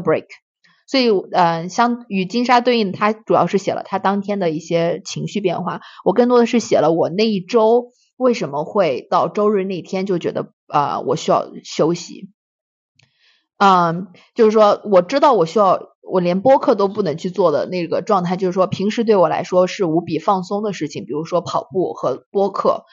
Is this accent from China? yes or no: yes; China; moved away as an adult; now in United States; 我们在中国长大